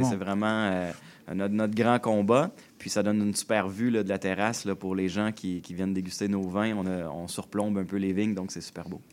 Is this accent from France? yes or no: no; Joliette region, Quebec, Canada; Je suis né euh, dans la région de Joliette